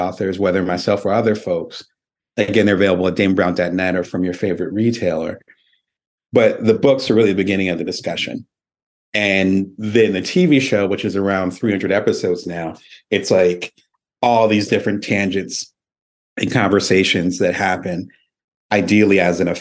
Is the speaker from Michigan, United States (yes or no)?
yes; Lansing, Michigan, United States; moved away as an adult; also born or lived in Detroit, Michigan; now in Las Vegas, United States; I had my childhood in Michigan, which I forgot to mention. So I grew up in Lansing